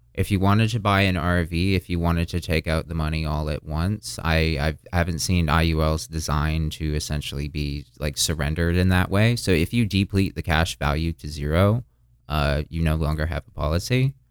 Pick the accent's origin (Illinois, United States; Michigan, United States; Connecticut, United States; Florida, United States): Florida, United States; also born or lived in Burlington, Vermont / Boston; I was born in Burlington, Vermont. Um, I spent very little of my life up there, rather immediately moved down to Florida. Um, I've spent most of my life in Florida.